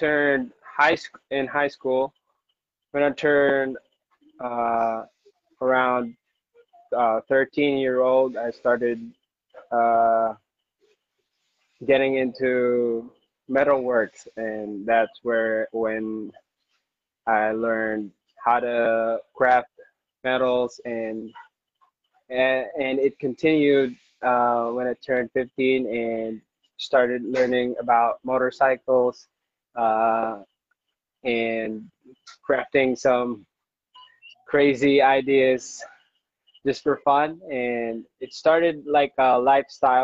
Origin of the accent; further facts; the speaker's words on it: Iloilo City, Western Visayas, Philippines; I'm from Iloilo